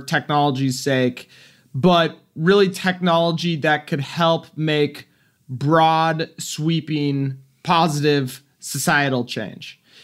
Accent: Silicon Valley, California, United States; I grew up in Silicon Valley, really before it was Silicon Valley

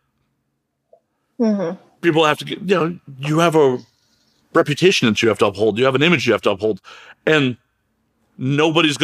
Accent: Chicago, Illinois, United States; moved away; I'm originally from Chicago

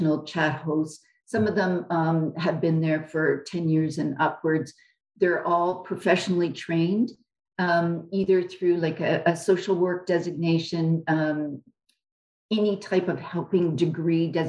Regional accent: Canada; I'm a Canadian

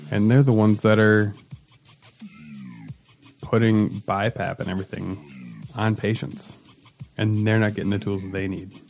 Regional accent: Midwest, United States; as a Midwesterner, uh, pages I really appreciate is uh, uh, Charlie Berens, who does the Manitowoc Minute

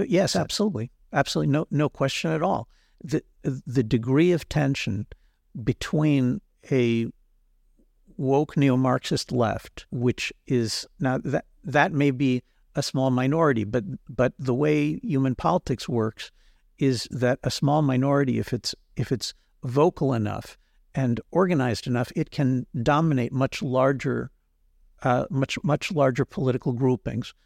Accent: United States; now in Israel; when I was growing up in the United States

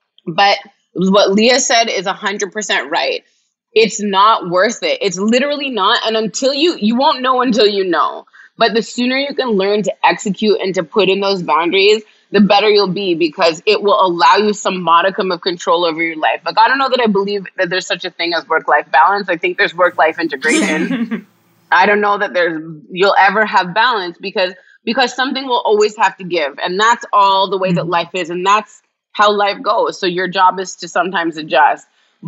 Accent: Jamaica; And honestly, I'm Jamaican. My dad's Jamaican.

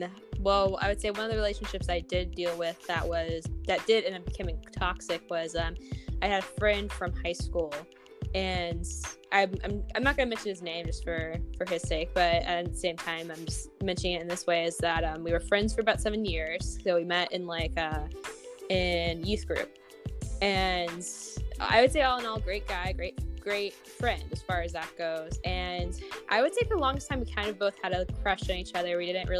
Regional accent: South Carolina, United States; now in Minnesota, United States; I'm currently living in Minnesota, and I'm originally from South Carolina, so if my voice and accent sound weird, that's why. I'm a little bit from everywhere.

